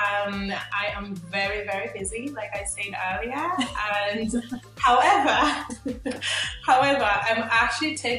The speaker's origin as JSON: {"language": "English", "town": "Limerick", "region": "Munster", "country": "Ireland", "said": "I'm from Limerick, Ireland"}